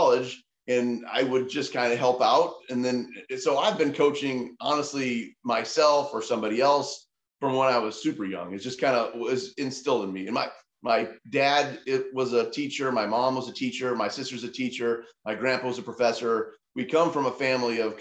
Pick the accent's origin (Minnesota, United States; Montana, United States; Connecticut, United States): Montana, United States; moved away; I'm from Montana